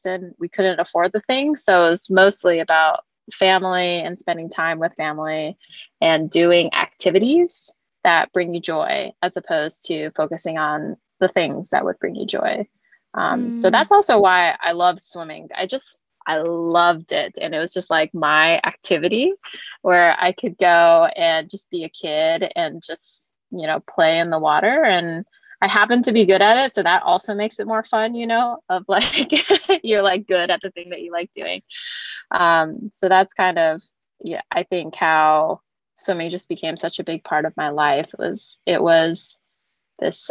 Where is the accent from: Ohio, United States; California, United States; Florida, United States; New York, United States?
California, United States; San Diego; moved away as an adult; also born or lived in Denver; now in San Francisco, United States; I grew up in San Diego